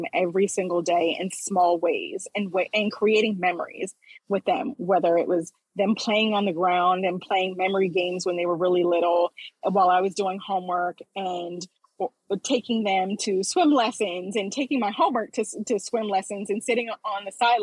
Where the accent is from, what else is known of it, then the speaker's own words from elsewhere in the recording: Philadelphia, Pennsylvania, United States; I grew up in Philadelphia, Pennsylvania